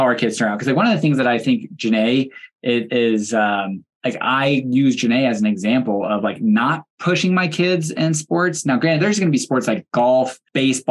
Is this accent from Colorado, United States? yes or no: yes; Fort Collins, Colorado, United States; I grew up in Fort Collins